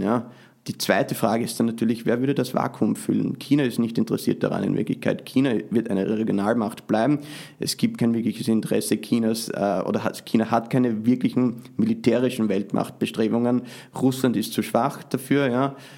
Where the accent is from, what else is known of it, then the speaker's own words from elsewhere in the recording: Austria; now in United States; trotzdem bin ich äh, natürlich Österreicher